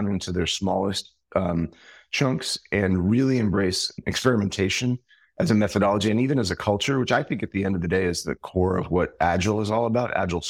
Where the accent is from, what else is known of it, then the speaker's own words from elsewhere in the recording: New York City, New York, United States; I'm originally from New York City